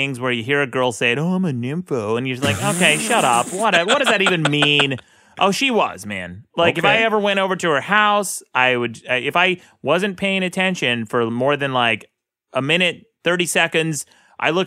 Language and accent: English; Utah, United States; I grew up with conservative parents in the most conservative state in the United States. Mm-hmm. Utah's a very red state.